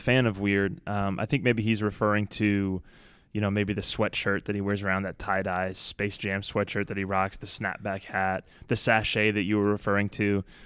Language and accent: English; Baton Rouge, Louisiana, United States; when I grew up in Baton Rouge